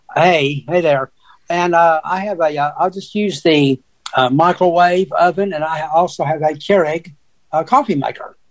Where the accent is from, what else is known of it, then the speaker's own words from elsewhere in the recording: Tennessee, United States; we're both from Tennessee.